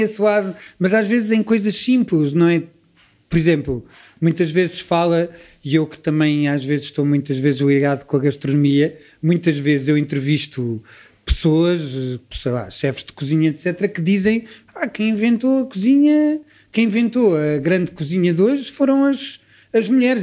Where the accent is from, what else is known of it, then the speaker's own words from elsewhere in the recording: Lisbon, Portugal; eu cresci dentro dos preconceitos todos que Lisboa produzia nessa altura